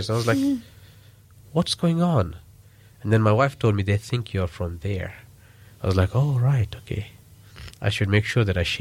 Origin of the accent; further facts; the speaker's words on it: Pakistan; English is a second language; So, yeah, so that's, that's one of the things I felt, but not as a Pakistani. As a Pakistani, they had a lot of respect for us.